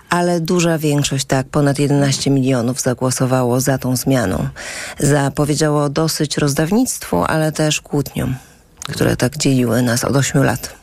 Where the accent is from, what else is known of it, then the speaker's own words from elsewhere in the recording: Warsaw, Masovian Voivodeship, Poland; also born or lived in Wałbrzych / Świdnica; jestem z Warszawy